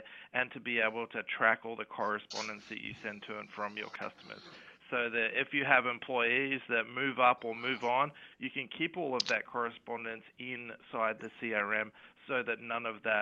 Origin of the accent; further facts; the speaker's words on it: Perth, Western Australia, Australia; moved away as an adult; now in San Francisco, United States; I grew up in Perth in Western Australia, which you can probably tell by my accent